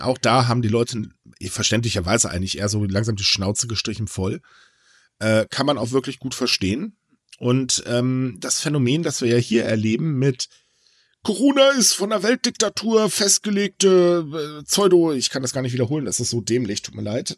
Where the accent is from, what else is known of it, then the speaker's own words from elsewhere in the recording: Germany; hier bei uns in Deutschland